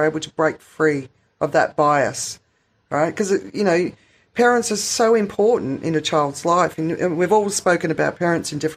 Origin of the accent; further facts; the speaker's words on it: Australia; as a white person growing up in Australia, I mean, the town I grew up in was so white